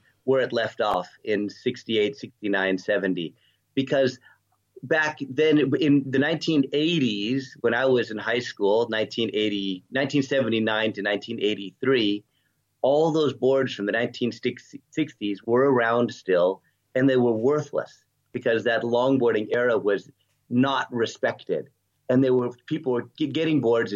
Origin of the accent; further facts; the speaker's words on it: Southern California, United States; moved away as an adult; also born or lived in Redondo Beach, California / Palos Verdes Estates, California; now in Noosa Heads, Australia; I grew up in Southern California and then moved to Australia when I was 33 years old in 1998.